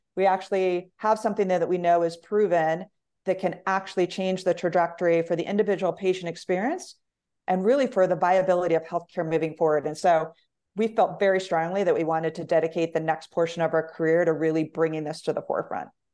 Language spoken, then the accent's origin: English; Colorado, United States; moved away as an adult; also born or lived in Arizona; I grew up in Colorado